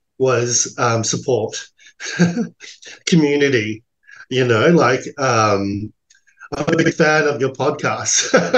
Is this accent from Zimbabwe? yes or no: no; Australia; Because I grew up in Australia, I didn't know the culture at all, besides what we see in tourism ads.